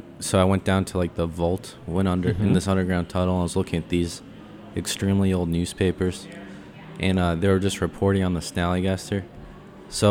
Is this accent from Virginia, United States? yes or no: yes; Springfield, Virginia, United States; also born or lived in Washington, D.C.; I was born in Georgetown Hospital and grew up in Springfield.